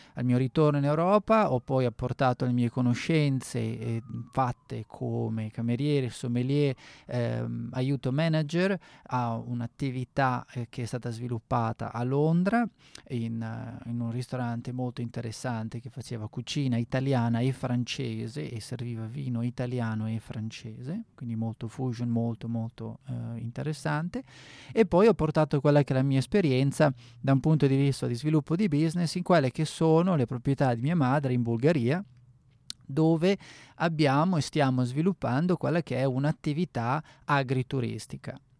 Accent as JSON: {"language": "Italian", "town": "Bergamo", "region": "Lombardy", "country": "Italy", "moved": "as an adult", "lives_now": "South Australia, Australia", "said": "sono italiano, eh, vengo dal nord Italia, da Bergamo"}